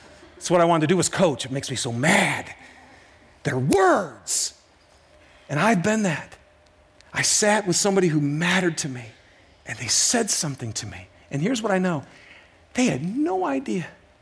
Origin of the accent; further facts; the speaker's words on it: Detroit, Michigan, United States; This is Detroit, by the way, my hometown.